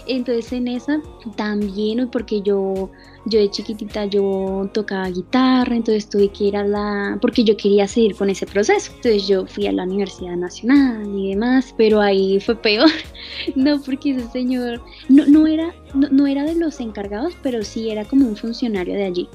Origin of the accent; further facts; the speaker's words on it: Caracas, Capital District, Venezuela; moved away; tengo ahorita 20 años y soy de Caracas, Venezuela.